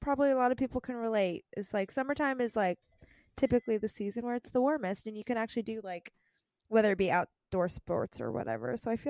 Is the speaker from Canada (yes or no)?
yes; Canada; So for those listening and don't know me, I am Canadian.